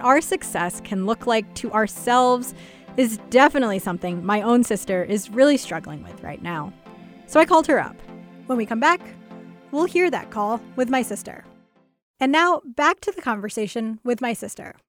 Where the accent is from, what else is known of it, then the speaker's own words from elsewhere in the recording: United States; my sister and I were raised in America